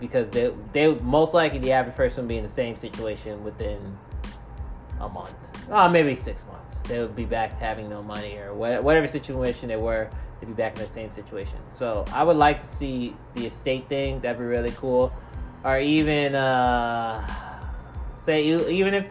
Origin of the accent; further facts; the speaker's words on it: United States; I'm black, I'm African American